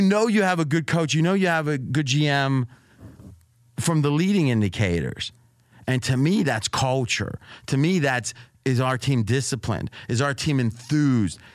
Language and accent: English; United States; now in Las Vegas, United States; I grew up where I was an hour from Pittsburgh and, like, two and a half hours from Cleveland.